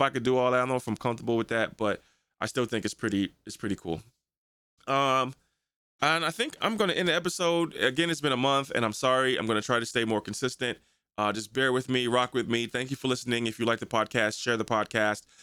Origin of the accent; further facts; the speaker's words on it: United States; I'm American, this is what I rock with, this is what I, where I've been born into